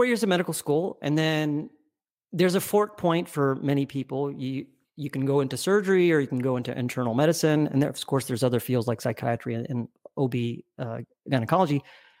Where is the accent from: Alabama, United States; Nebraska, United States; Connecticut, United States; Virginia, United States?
Alabama, United States; also born or lived in Brooklyn, United States / New Orleans, United States / Texas, United States; I was born in Brooklyn. I was only there for a year. And I grew up all over the South. I'm a Southern boy. I grew up in Alabama, spent formative years in New Orleans, different parts of Texas.